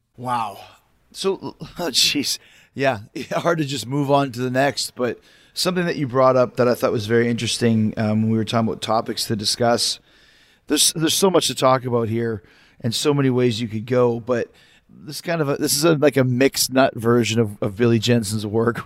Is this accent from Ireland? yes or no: no; Canada; moved away; I'm from Canada, and I wasn't living there at the time